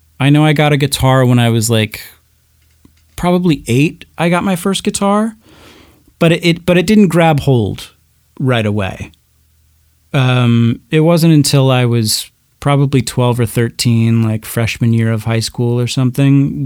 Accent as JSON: {"language": "English", "region": "Arizona", "country": "United States", "tie": "born or raised there", "also_born_or_lived": "Burns, Oregon / Walla Walla, Washington", "said": "I mostly grew up in Arizona"}